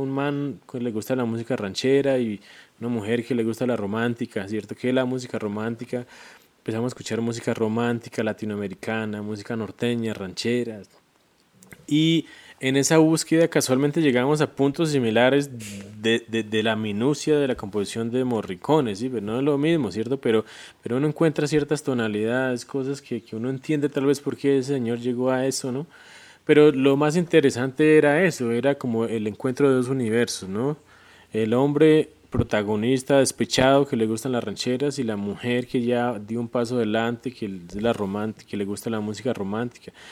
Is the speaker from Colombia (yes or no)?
yes; Colombia; como espectador colombiano